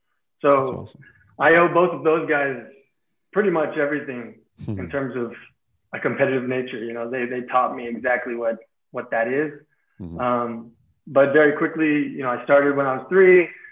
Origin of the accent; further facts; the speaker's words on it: United States; moved away as an adult; also born or lived in Mexico; Growing up in the States, obviously soccer wasn't the most popular sport, especially 30 some odd years ago when, I first touched a soccer ball. I was 3 years old